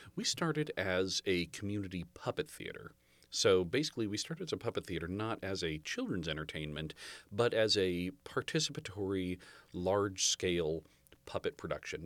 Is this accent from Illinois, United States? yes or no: no; Half Moon Bay, California, United States; I was born in Half Moon Bay.